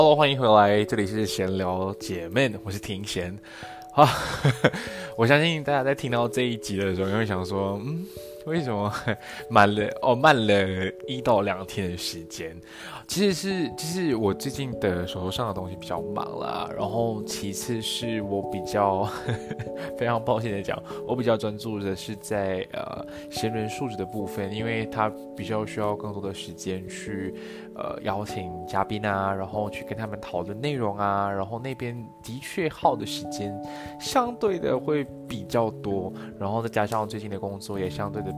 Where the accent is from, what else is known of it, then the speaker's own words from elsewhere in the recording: Malaysia; 我们身为马来西亚人，三语还是一个比，比较是一个日常生活我们还是有需要的